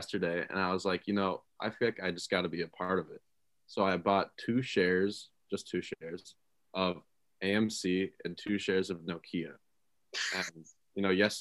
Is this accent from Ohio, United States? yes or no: no; Minnesota, United States; moved away; in my home state of Minnesota